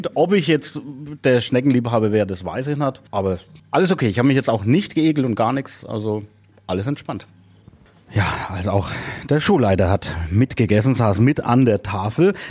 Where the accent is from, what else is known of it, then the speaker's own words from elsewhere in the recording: Kronach, Bavaria, Germany; meine Geburtsstadt nach Kronach